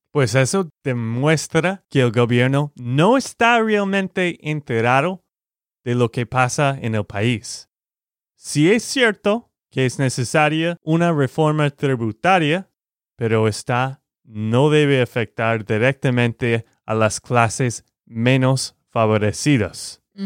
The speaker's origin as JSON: {"language": "Spanish", "region": "Texas", "country": "United States", "said": "de Texas, Estados Unidos"}